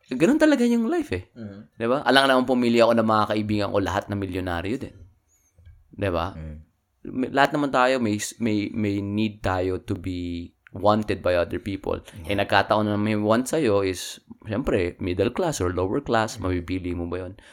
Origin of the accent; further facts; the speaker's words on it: Philippines; now in Austin, United States; nakatira sila sa amin sa Cagayan.